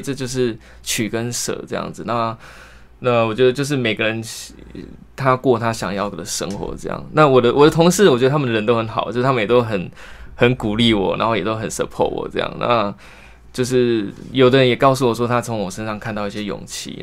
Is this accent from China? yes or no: no; Kaohsiung, Taiwan; moved away as an adult; also born or lived in northern Taiwan; 我是高雄人